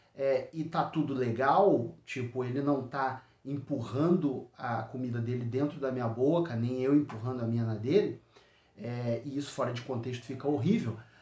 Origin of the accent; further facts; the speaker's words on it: Rio de Janeiro, Brazil; Eu aqui como carioca chamo de canjica